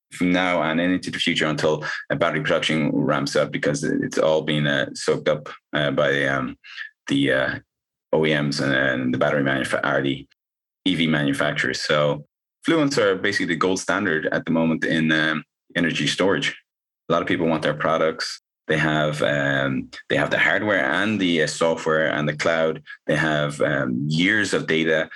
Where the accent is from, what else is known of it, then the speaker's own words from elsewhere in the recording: Ireland; moved away; I'm originally from Ireland